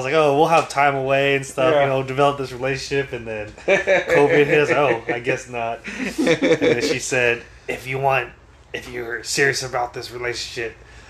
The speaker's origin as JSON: {"language": "English", "town": "San Francisco", "region": "California", "country": "United States", "moved": "as an adult", "lives_now": "Oregon, United States", "said": "I'm originally from San Francisco, and then I moved up to Oregon."}